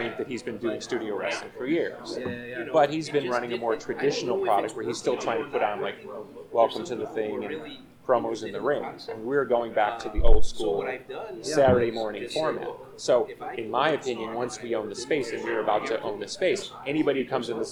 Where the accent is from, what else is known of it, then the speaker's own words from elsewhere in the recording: Chicago, Illinois, United States; I grew up in the Chicago version.